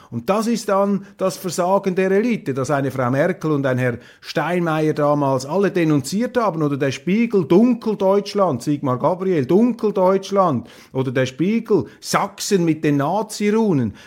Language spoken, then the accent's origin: German; Switzerland; ich bin enttäuscht als Schweizer